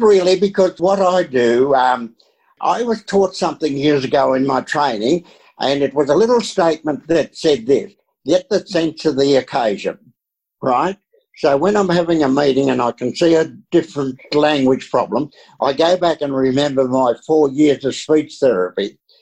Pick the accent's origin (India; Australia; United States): Australia; I'm just an Aussie, you know was an uneducated Aussie